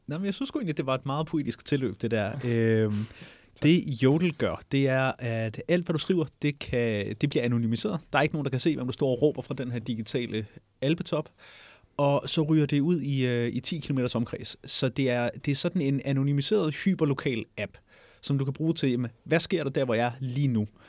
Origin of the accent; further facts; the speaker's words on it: Jutland, Denmark; moved away; jeg er, som dialekt nok har afsløret det, hjemme fra Jylland